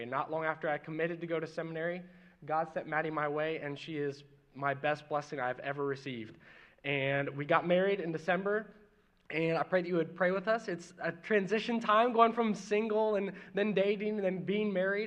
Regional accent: Mooresville, Indiana, United States; born or raised there; also born or lived in Martinsville, Indiana

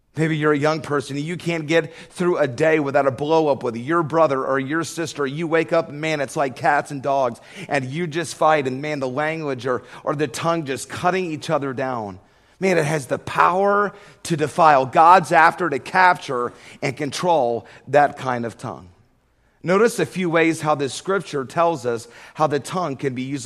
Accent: Georgia, United States; I grew up in Georgia

